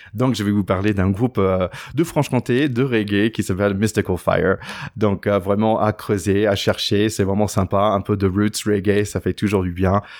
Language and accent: French; United States; en tant qu'Américain